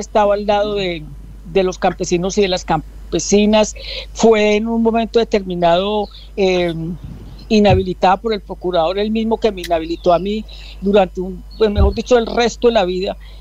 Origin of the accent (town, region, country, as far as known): Colombia